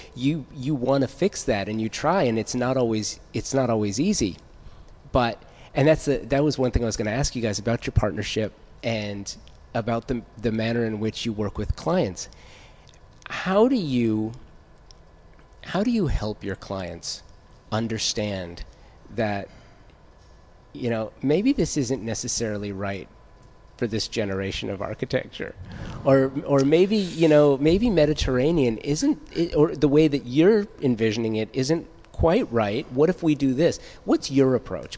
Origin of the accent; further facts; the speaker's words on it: San Fernando Valley, California, United States; I grew up in the San Fernando Valley in the 1980s